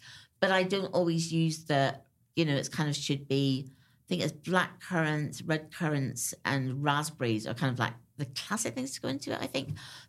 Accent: Ireland; And actually, growing up in Ireland, so did I. Because my great thing then was to kind of like, we could buy pomegranates at Christmas.

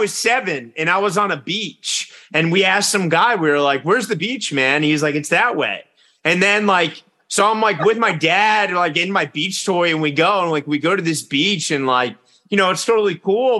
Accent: Richmond, Virginia, United States; now in New York, United States; I'm from Richmond, Virginia

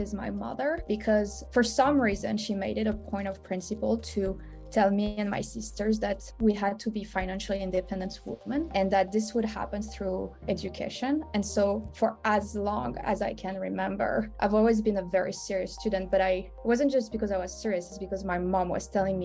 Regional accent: Saint-Pierre-la-Palud, Auvergne-Rhône-Alpes, France; English is a second language; now in United States; I grew up in a very rural town, which is called Saint-Pierre-la-Palue. It's near Lyon, France

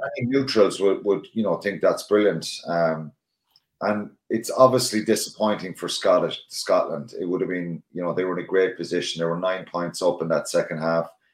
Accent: Ireland; as Irish people

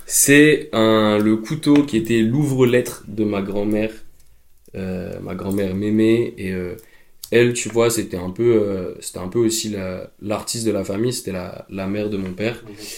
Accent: Drôme, Auvergne-Rhône-Alpes, France; now in Paris, France; dans ma maison euh, dans la Drôme

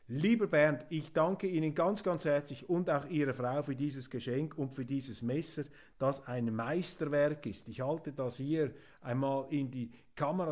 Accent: Switzerland; ich als Schweizer Demokrat

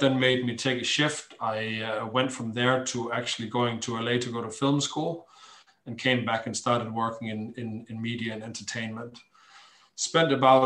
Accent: Denmark; moved away as an adult; I'm Danish. I grew up on the Danish West Coast in a hamlet.

